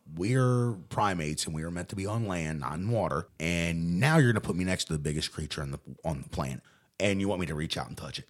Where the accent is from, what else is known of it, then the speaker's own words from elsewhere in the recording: Newport, Kentucky, United States; I grew up swimming in the Ohio River.